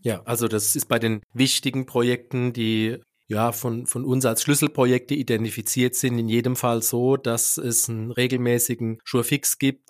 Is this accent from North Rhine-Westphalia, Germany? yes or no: no; Neustadt an der Weinstraße, Rhineland-Palatinate, Germany; meine Heimatstadt, in der ich auch geboren und aufgewachsen bin